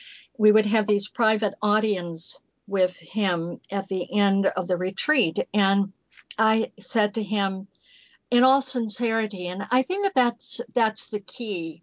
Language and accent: English; outside of Chicago, Illinois, United States; moved away as an adult; also born or lived in Alabama; I lived in the cold winter outside of Chicago